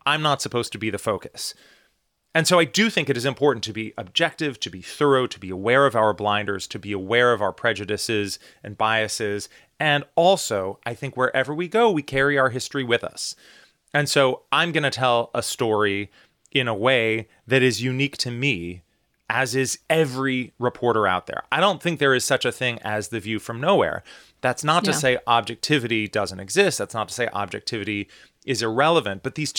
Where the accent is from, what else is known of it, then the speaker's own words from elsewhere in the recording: United States; the fact that I'm an American, the fact that I grew up in the U.S., the fact that, you know, I live in this country that has an ocean on either side of us